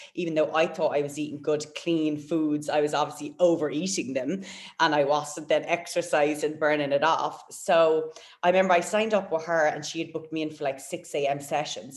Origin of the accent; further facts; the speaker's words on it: Waterford, Munster, Ireland; moved away as an adult; also born or lived in Gold Coast, Australia; now in Perth, Australia; from Waterford, from my hometown